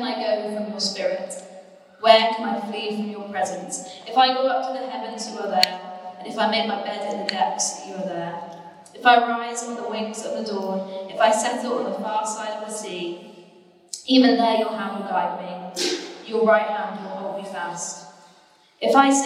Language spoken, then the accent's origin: English; Torquay, South West England, United Kingdom; moved away as an adult; also born or lived in Cardiff; I grew up in the Bay